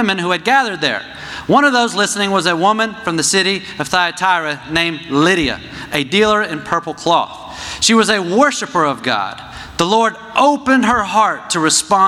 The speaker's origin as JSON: {"language": "English", "region": "New Jersey", "country": "United States", "also_born_or_lived": "South Florida", "moved": "as an adult", "said": "I'm from New Jersey."}